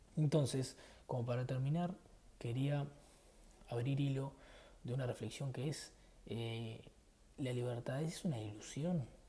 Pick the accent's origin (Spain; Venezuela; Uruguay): Uruguay; soy de Uruguay